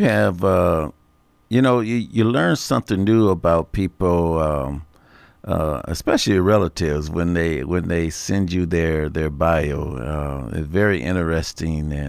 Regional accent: Rockford, Illinois, United States; born or raised there; moved away

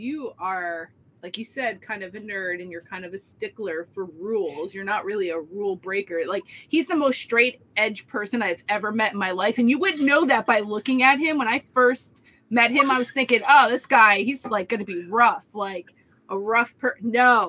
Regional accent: New Jersey, United States; I'll admit I'm from New Jersey. Yeah. I'm not going to apologize.

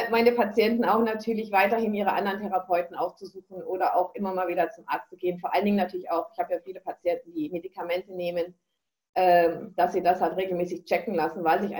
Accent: Northern Germany, Germany; now in Bavaria, Germany; Wir sind jetzt seit 15 Jahren in Bayern. Ich komme ja aus Norddeutschland.

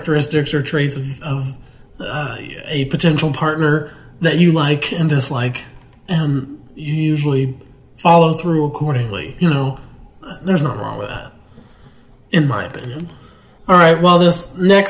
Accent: Pittsburgh, Pennsylvania, United States; moved away; my hometown of Pittsburgh, Pennsylvania

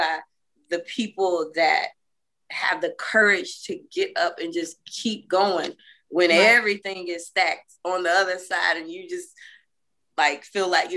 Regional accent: Chicago, Illinois, United States; I'm from Chicago

